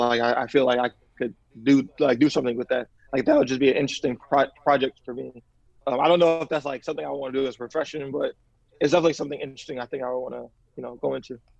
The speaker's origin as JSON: {"language": "English", "town": "Chicago", "region": "Illinois", "country": "United States", "tie": "born or raised there", "also_born_or_lived": "Mississippi", "said": "I'm actually originally from Mississippi, and I moved to Chicago like you know, permanently when I was around nine"}